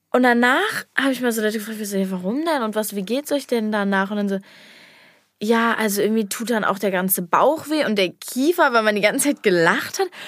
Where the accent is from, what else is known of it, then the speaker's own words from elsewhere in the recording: Cologne, North Rhine-Westphalia, Germany; Ich hatte ja über ein halbes Jahr von Hasselt, Tanzschule, mit meiner Schule. Ist ja bei uns, bei uns in Köln sehr bekannt oder machen das ja sehr viele.